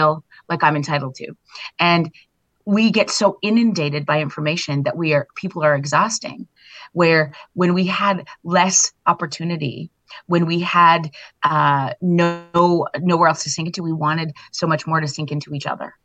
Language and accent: English; Viking, Alberta, Canada; I grew up in Viking, Alberta, Canada